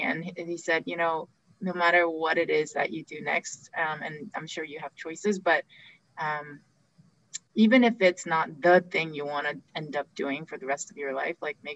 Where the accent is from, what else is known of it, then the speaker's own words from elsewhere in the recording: South Korea; I was born in Korea